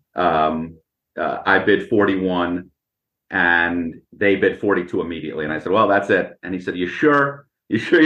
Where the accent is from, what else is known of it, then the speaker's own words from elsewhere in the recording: Boston, Massachusetts, United States; I grew up in Boston